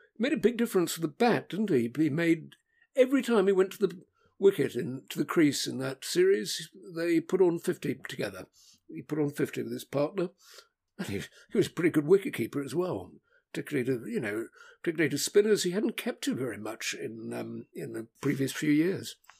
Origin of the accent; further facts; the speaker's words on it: England, United Kingdom; English visitors